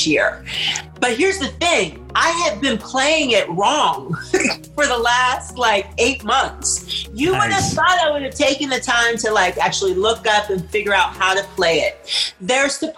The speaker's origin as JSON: {"language": "English", "town": "Pittsburgh", "region": "Pennsylvania", "country": "United States", "tie": "born or raised there", "also_born_or_lived": "New York", "moved": "as an adult", "lives_now": "California, United States", "said": "Grew up in Pittsburgh"}